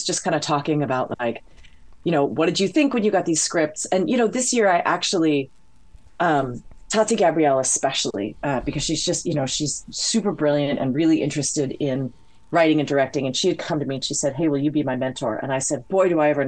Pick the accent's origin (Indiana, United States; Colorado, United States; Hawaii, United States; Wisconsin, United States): Hawaii, United States; I grew up in Hawaii. I speak Hawaiian, but I'm not Hawaiian.